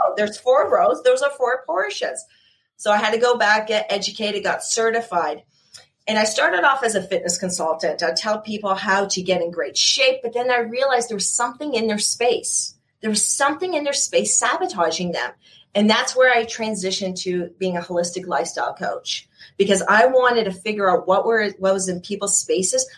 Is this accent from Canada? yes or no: yes; Canada; also born or lived in Ontario; I'm in Ontario, so I am Canadian.